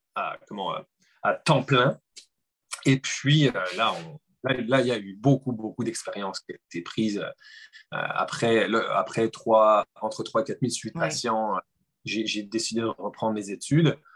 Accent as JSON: {"language": "French", "country": "France", "accent": "French", "said": "je suis français, comme vous pouvez l'entendre"}